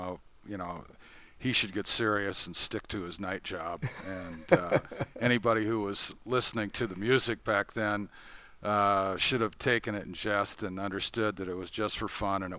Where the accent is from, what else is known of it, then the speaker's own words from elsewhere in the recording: Tacoma, Washington, United States; I was growing up in Tacoma, Washington